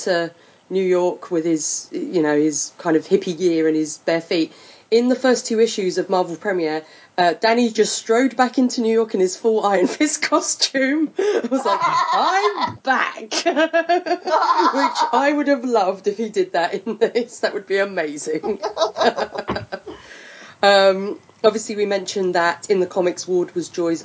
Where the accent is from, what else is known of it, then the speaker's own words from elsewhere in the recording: United Kingdom; I'm British